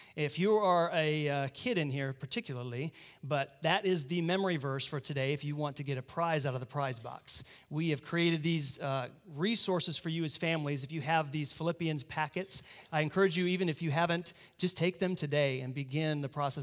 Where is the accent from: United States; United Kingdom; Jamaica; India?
United States; Iowa; moved away; I'm from Iowa